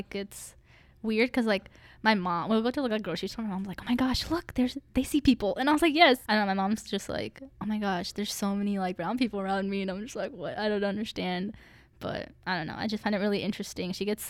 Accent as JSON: {"language": "English", "town": "Galveston", "region": "Texas", "country": "United States", "tie": "born or raised there", "said": "and then I was born in Galveston."}